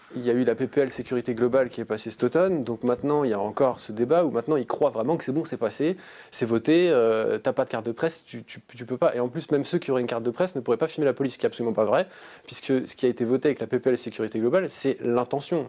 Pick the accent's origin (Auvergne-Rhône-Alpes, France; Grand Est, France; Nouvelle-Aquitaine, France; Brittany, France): Grand Est, France; Strasbourg; moved away as an adult; also born or lived in Rennes; je suis né à Strasbourg en 1987